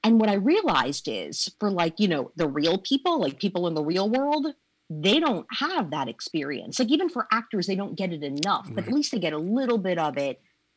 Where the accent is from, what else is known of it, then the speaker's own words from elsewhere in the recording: Maryland, United States; moved away as an adult; also born or lived in Jersey Shore, New Jersey / Washington, D.C. area; now in New York, United States; I was born on the Jersey Shore, moved to Maryland by the age of 8, was like a Maryland person, went to University of Maryland